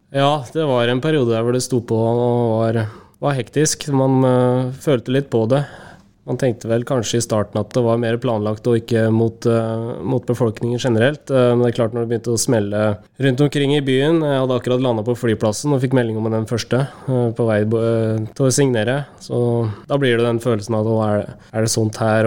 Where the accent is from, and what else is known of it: Norway; moved away as an adult